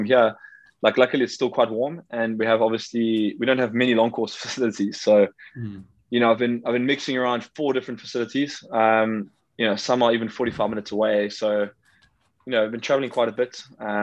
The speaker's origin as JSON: {"language": "English", "town": "Durban", "region": "KwaZulu-Natal", "country": "South Africa", "said": "I'm just at my parents' place in Durban in South Africa."}